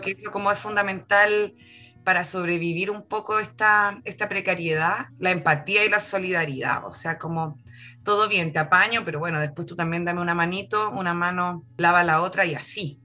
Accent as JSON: {"language": "Spanish", "country": "Chile", "said": "tenemos como chilenos"}